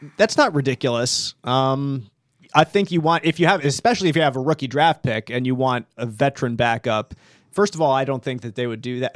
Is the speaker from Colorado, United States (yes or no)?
no; outside of Philadelphia, Pennsylvania, United States; I grew up outside of Philadelphia